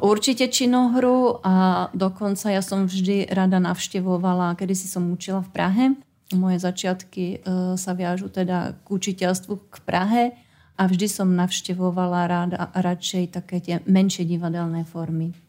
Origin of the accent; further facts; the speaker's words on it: Jistebnice, South Bohemian Region, Czechia; moved away; pochádzam z husického kraja a detstvo som strávila obi- v Istebnici, odkiaľ sú moje obidve babičky